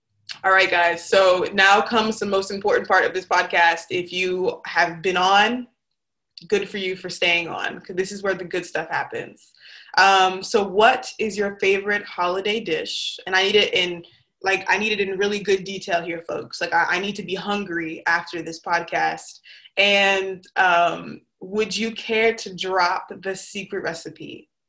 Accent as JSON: {"language": "English", "country": "Nigeria", "said": "So I'm Nigerian. My parents are from Nigeria."}